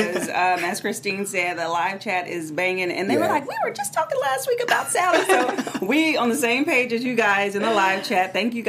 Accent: Texas, United States; accent: southern; My little southernness that I'm from Texas.

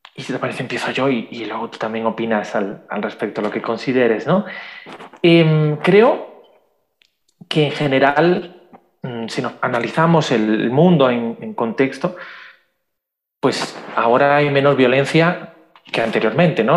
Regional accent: Spain; soy de España

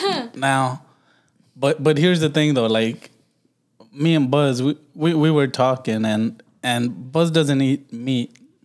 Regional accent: Los Angeles, California, United States; I'm from Watts

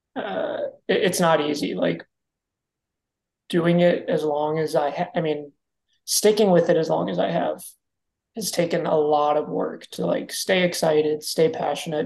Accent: Kansas, United States; moved away as an adult; now in Phoenix, United States; I spent most of my life growing up in Kansas

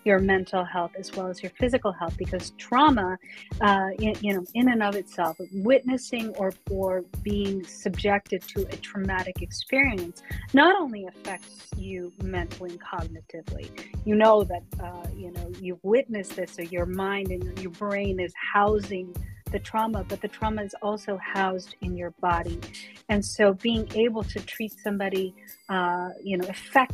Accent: Colorado, United States; I come from Colorado

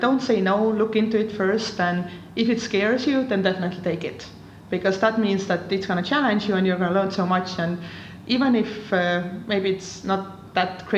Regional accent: Estonia

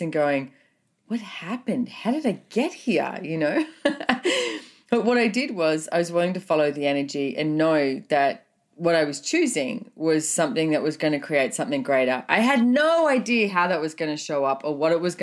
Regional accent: Australia; also born or lived in Sunshine Coast; Growing up in Australia

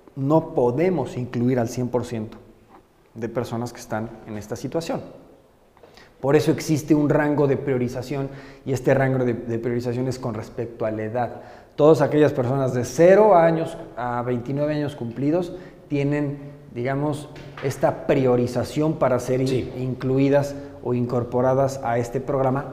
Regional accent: Puebla, Mexico; poblano nací y poblano me moriré y, yo me considero más poblano que, cualquier poblano. Yo, yo aquí me he desarrollado toda la vida

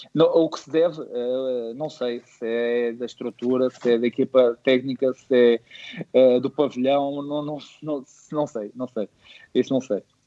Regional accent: Montijo, Setúbal, Portugal; no clube da minha terra, no Montijo

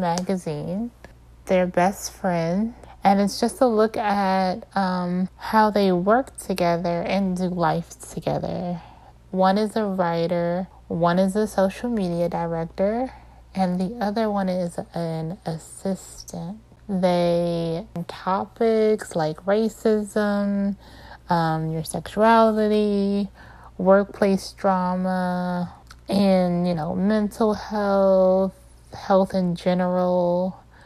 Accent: Maryland, United States; I'm from Maryland.

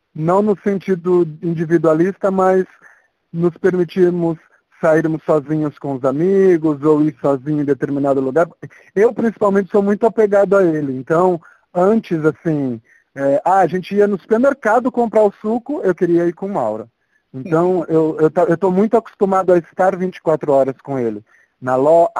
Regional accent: São Paulo, Brazil; also born or lived in Santiago, Chile; sou de São Paulo. É, que mais? E moro aqui desde sempre

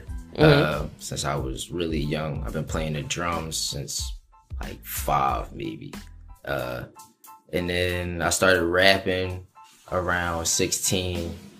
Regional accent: Philadelphia, Pennsylvania, United States; I was born and raised in Philly, Germantown.

